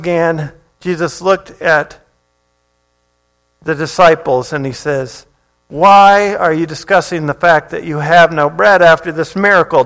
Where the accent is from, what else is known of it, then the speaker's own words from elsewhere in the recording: Hawaii, United States; moved away; I grew up in Hawaii